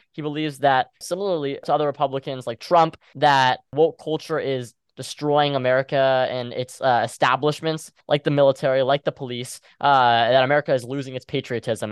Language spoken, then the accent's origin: English; Houston, Texas, United States; I'm someone from Houston, Texas